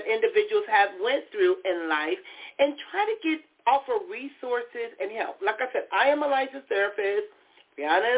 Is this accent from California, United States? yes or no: yes; Compton, California, United States; growing up in Compton, there are things that happened in my life